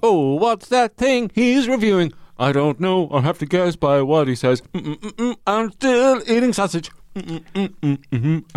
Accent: Ireland; I'm Irish.

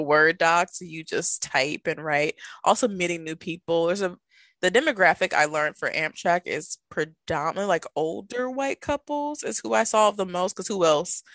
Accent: Milwaukee, Wisconsin, United States; also born or lived in Illinois / St. Louis; I got a job back in my hometown of Milwaukee, Wisconsin

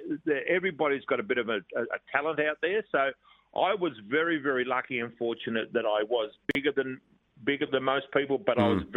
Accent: Australia

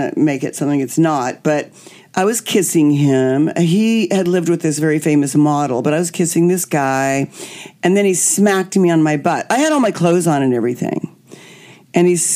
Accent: Kansas, United States; now in Hollywood, United States; I was born and raised in Kansas.

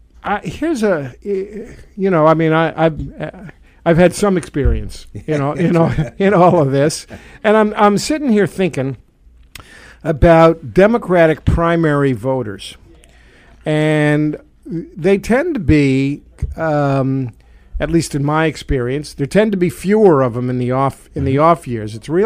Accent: New York City, New York, United States; accent: Brooklyn; moved away; the Brooklyn in me comes out now and again when I talk. People can say, "Where are you from?" and they can tell.

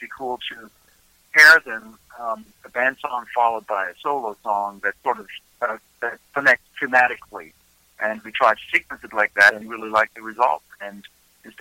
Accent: Germany; moved away as an adult; now in Nashville, United States; I was born in Germany, and I moved here when I was a little over 30 years old

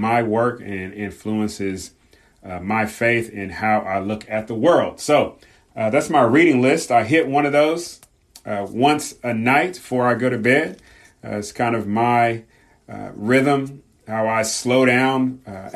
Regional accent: Southern California, United States; growing up in Southern California, especially during the late 80s and 90s

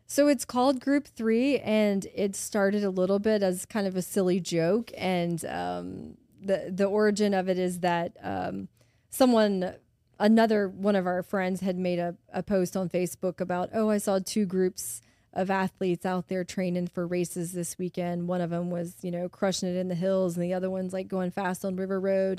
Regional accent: Baton Rouge, Louisiana, United States; I've lived here my whole life. Um, I grew up in Baton Rouge, went to high school here, went to LSU

